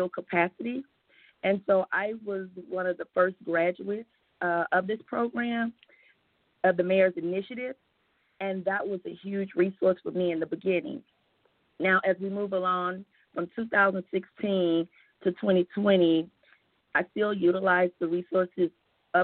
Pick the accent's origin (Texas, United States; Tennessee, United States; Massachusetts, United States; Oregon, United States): Tennessee, United States; Memphis; I was raised in Memphis